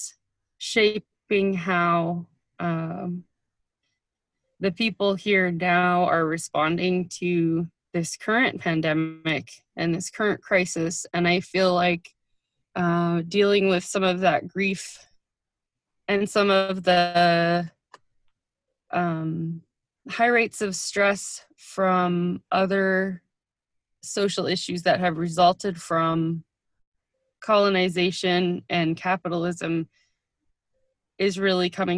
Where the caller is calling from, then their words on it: Dillingham, Alaska, United States; I'm calling from Dillingham, Alaska